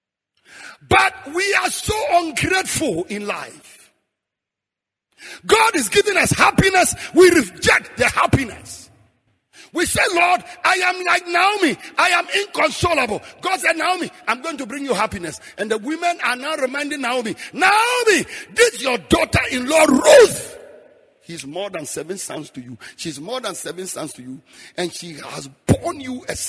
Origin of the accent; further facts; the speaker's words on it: Frafra, Upper East, Ghana; moved away; also born or lived in Bolgatanga; I'm a frafra from Damol Tindong